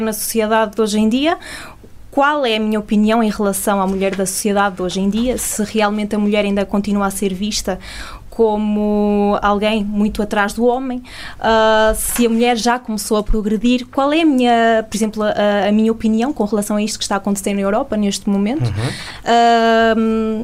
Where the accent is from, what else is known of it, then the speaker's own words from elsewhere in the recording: Portugal; nossas características enquanto portugueses